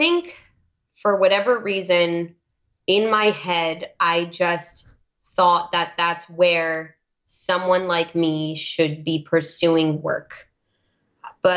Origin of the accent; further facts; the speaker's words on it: New York, United States; accent: New York; now in New England, United States; I would start talking in my New York accent